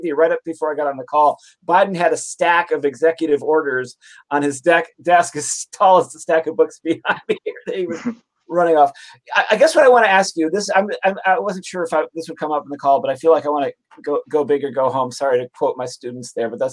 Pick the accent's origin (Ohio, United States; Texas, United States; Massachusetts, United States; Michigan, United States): Michigan, United States; Detroit; moved away; I'm from Detroit originally